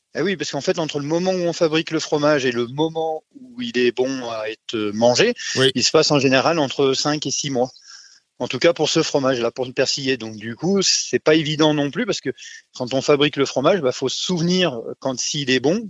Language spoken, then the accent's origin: French; Normandy, France; moved away; je suis pas du pays, hein, je suis normand